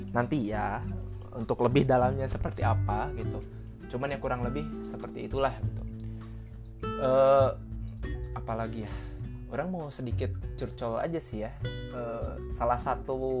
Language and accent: Indonesian; Sunda, Indonesia; saya ini orang Sunda